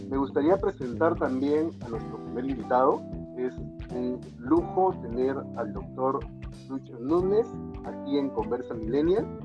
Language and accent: Spanish; Peru; soy poeta, activista peruano parlamentario joven, miembro de la célula parlamentaria Prista Juvenil y por ende militante del Partido Prista Peruano.